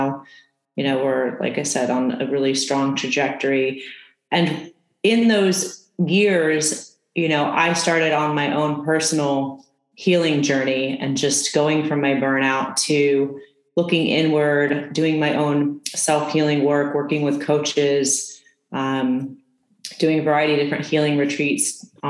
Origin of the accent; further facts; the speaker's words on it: California, United States; also born or lived in East Coast; I'm from California